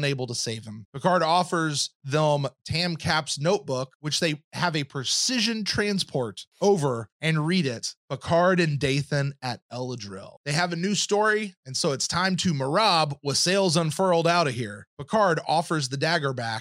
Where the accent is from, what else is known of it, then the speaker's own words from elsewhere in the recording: the South, United States; me as a Southerner